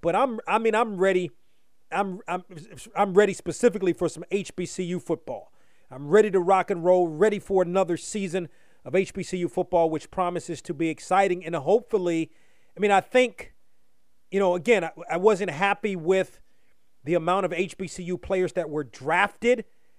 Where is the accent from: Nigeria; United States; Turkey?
United States; DMV; I'm a DMVer.